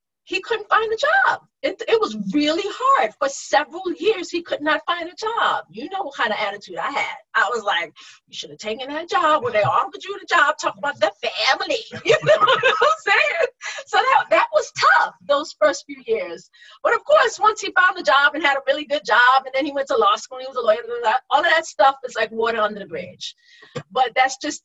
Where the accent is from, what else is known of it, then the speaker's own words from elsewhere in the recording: New York, United States; moved away; I grew up in New York